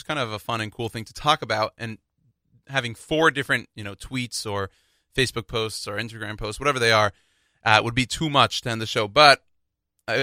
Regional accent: Houston, Texas, United States; I'm from Houston

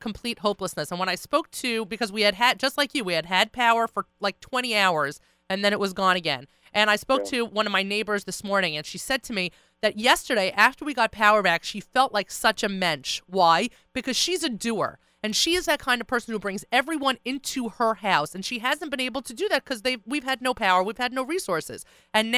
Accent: Long Beach, New York, United States; As a person who grew up in Long Beach, I spent, you know, the first 10 years of my life growing up in Long Beach

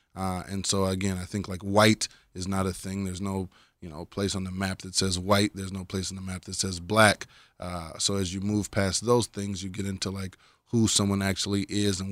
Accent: Minneapolis, Minnesota, United States; moved away as an adult; now in Israel; I'm from Minneapolis, Minnesota, North Minneapolis

